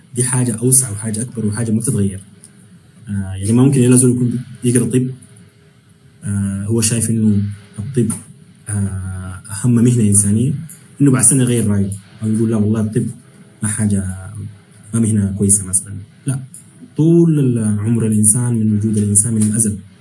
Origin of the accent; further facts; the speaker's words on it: Sudan; moved away; انا بالنسبه لي مثلا كسوداني